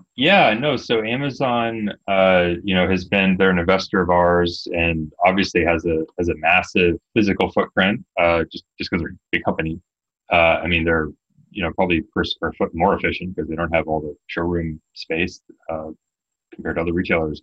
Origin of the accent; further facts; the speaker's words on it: Canada; I'm Canadian